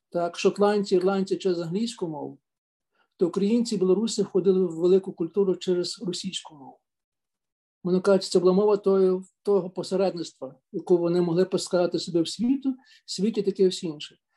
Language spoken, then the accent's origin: Ukrainian; Galicia, Ukraine; Я знаю, хто в моїй родині першим назвав українцем, хоча я сам з Галичини.